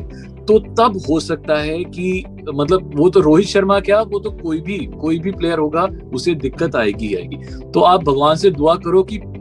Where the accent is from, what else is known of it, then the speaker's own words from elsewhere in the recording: India; मैं इंडियन हूं